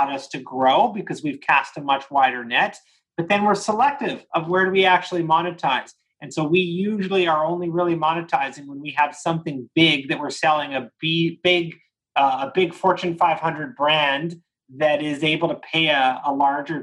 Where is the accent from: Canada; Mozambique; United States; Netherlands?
Canada; me being a Canadian